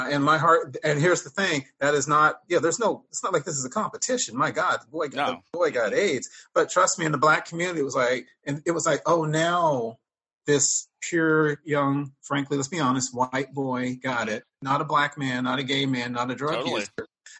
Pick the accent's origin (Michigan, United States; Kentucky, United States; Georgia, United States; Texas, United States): Texas, United States; I'm a Texan.